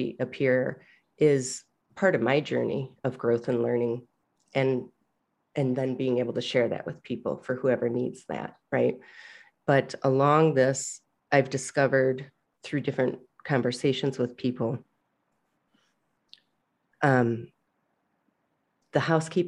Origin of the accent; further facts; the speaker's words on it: Michigan, United States; I grew up in Michigan